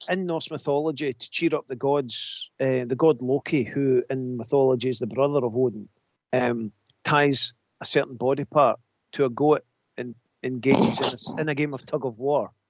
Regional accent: Scotland, United Kingdom; I'm Scottish.

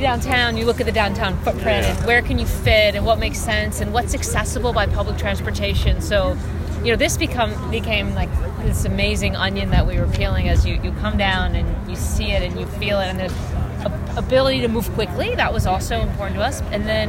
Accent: Kansas City, Missouri, United States; I mean, for me too, growing up in Kansas City, the idea of a downtown stadium was just, you know, so important

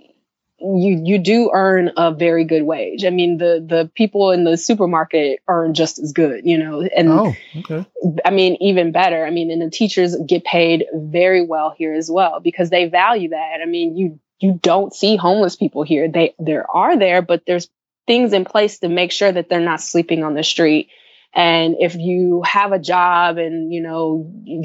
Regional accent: Chicago, Illinois, United States; moved away as an adult; now in Zurich, Switzerland; I'm from Chicago

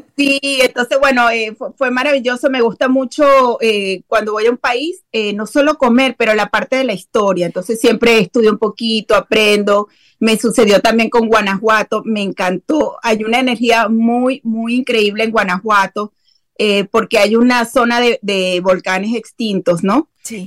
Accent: Venezuela; also born or lived in eastern Venezuela / western Venezuela; now in Dallas–Fort Worth area, Texas, United States; Bueno, yo soy venezolana, nacida y criada en Venezuela. Eh, nací en el oriente de mi país, que es como la playa, como la costa. Y después eh, nos mudamos como al oeste eh, o al occidente de, de Venezuela

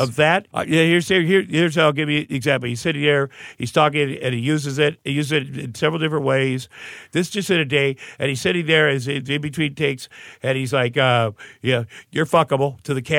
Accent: Iowa, United States; moved away; I'm from Tumble, Iowa

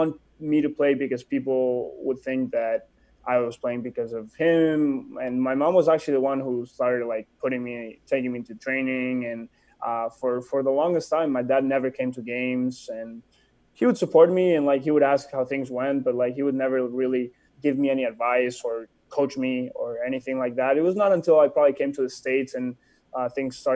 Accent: Barcelona, Catalonia, Spain; moved away as an adult; also born or lived in Mexico / Sitges; now in Phoenix, United States; I was born in Barcelona, moved to Mexico until I was 3

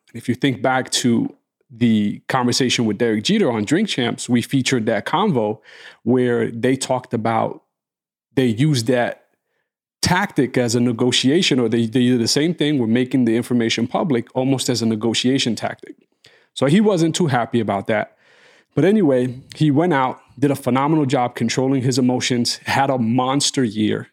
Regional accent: New York, United States; growing up in New York

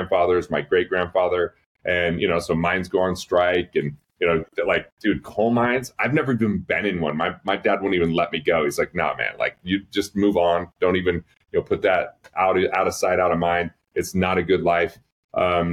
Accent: Price, Utah, United States; also born or lived in East Carbon, Utah; the town Price I lived in from there

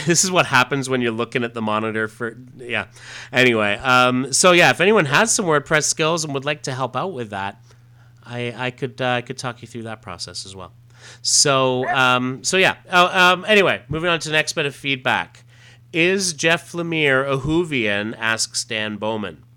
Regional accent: Ontario, Canada; Growing up in Canada as he did, I know that that we had access. We always had access to a lot of those episodes on TV Ontario, and they were big on the Doctor Who, and that's certainly where I grew up watching them.

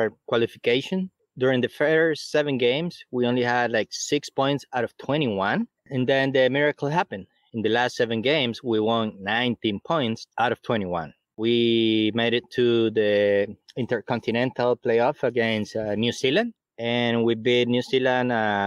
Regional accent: Costa Rica; from Costa Rica

